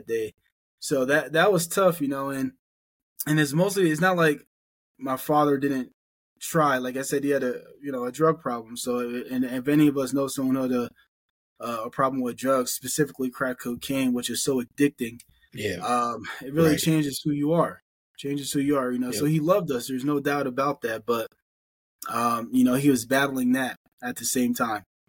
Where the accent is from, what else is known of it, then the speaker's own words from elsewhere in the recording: Allentown, Pennsylvania, United States; also born or lived in Phillipsburg, New Jersey; So I was born in Phillipsburg, New Jersey, grew up in Allentown, Pennsylvania